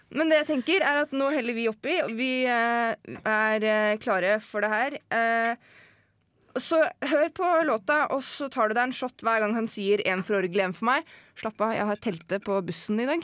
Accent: a village near Hønefoss, Buskerud, Norway; moved away

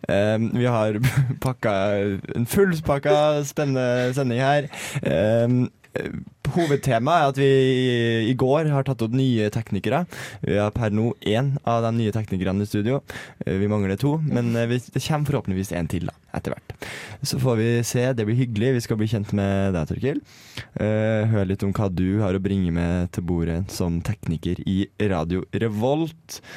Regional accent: Oslo, Norway; Jeg er fra Oslo.

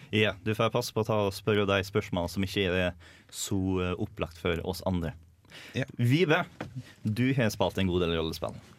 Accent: Møre og Romsdal, Norway; accent: Romsdal dialect; jeg er litt glad i dialekten min. Så det å ha en romsdaling til i programmet

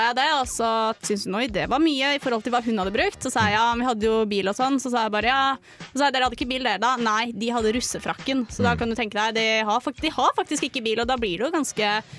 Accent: Romerike, Akershus, Norway; also born or lived in Fetsund; now in Trondheim, Norway; på Romerike, der jeg er fra

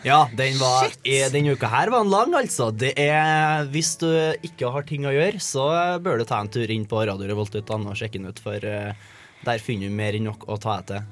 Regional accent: Trøndelag, Norway; Jeg er jo trønder.

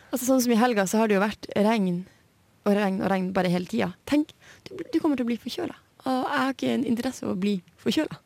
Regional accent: Hammerfest, Finnmark, Norway; now in Trondheim, Norway; i hjembyen min Hammerfest

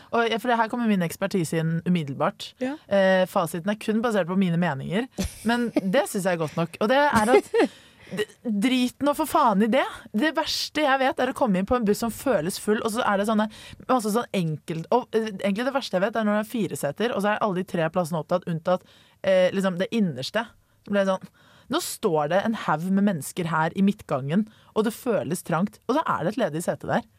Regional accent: Oslo, Norway; moved away as an adult; now in Trondheim, Norway; jeg var i, hjemme i Oslo i helgen

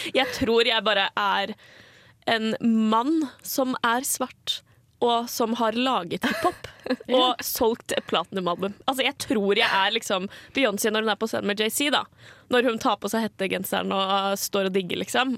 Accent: Asker, Akershus, Norway; jeg kommer jo fra Asker

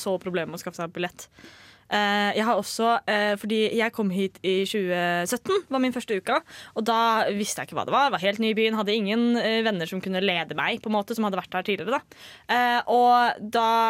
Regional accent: Østfold, Norway; Jeg er fra Østfold

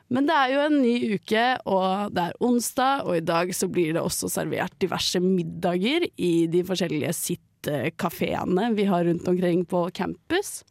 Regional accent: Bærum, Akershus, Norway; now in Trondheim, Norway; jeg er fra Bærum

